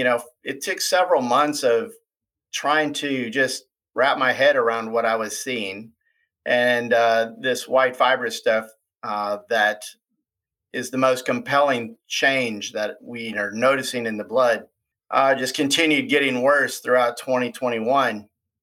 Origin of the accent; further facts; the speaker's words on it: Minnesota, United States; now in Ozark, United States; I'm originally from Minnesota.